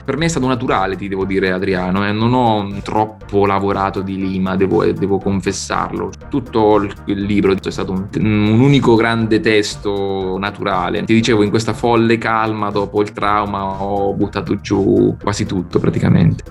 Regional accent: Sibillini Mountains, inland Marche, Italy; del mio paese, che è appunto un paesino minuscolo nel, nei Monti Sibillini, l'entroterra marchigiano

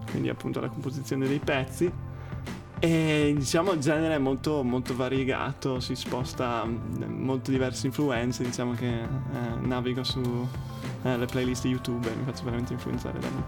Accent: Trento, Trentino-Alto Adige, Italy; moved away as an adult; also born or lived in Bologna; now in London, United Kingdom; Eh, nato e cresciuto a Trento, diciamo che negli ultimi anni mi sono spostato un po', ho fatto prima la tappetta a Bologna e adesso sono, sono, arrivato a Londra e sto facendo musica.

